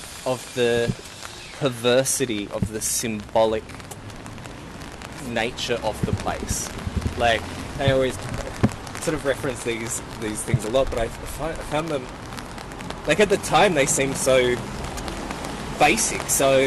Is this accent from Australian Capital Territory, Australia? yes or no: no; Kurnell, New South Wales, Australia; where I grew up in Cornell